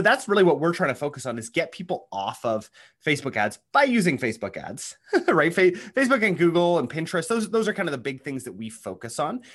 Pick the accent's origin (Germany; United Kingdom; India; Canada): Canada; accent: Canadian; I'm actually a Canadian. I don't know if you can tell, um, by the accent.